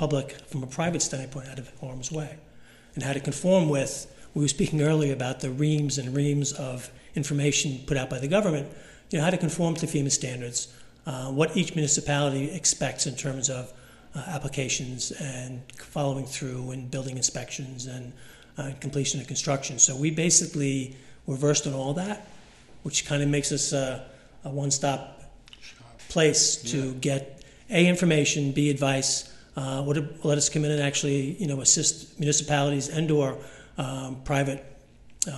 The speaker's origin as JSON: {"language": "English", "area": "South Shore of Long Island", "region": "New York", "country": "United States", "tie": "born or raised there", "said": "growing up on the South Shore of Long Island"}